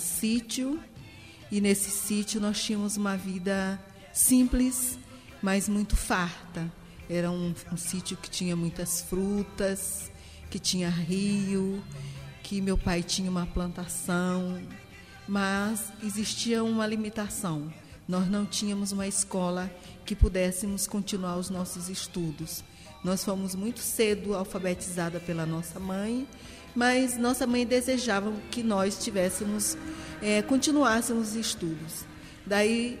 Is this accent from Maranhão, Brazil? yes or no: yes; São Luís, Maranhão, Brazil; also born or lived in Guimarães, Maranhão; Nasci em Guimarães, uma cidade no continente do estado do Maranhão. Moro atualmente na ilha de São Luís do Maranhão